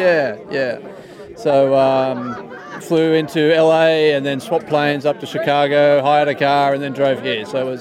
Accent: Port Macquarie, New South Wales, Australia; It's Australia, a place called Port Macquarie.

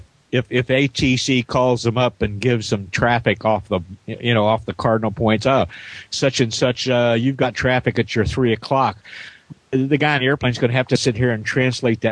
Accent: southern Indiana, United States; I grew up on the southern end of the state down near the Ohio

